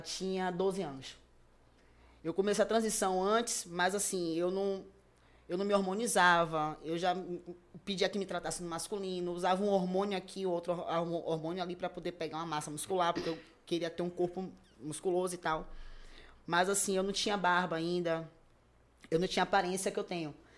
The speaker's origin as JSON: {"language": "Portuguese", "town": "Salvador", "region": "Bahia", "country": "Brazil", "tie": "born or raised there", "said": "me afastei um pouco do bairro que eu nasci e fui criado, que foi é aqui em Cajazeiras 7"}